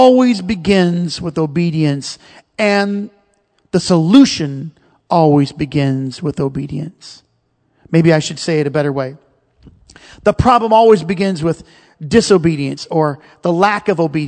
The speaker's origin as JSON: {"language": "English", "country": "United States", "said": "as the American citizens, this baby nation of 244 years old"}